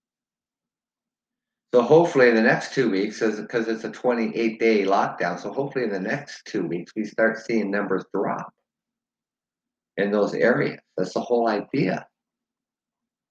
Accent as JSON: {"language": "English", "country": "Canada", "said": "I live in Canada, so I have nothing to do with Americans, elections, and stuff like that. I'm Canadian."}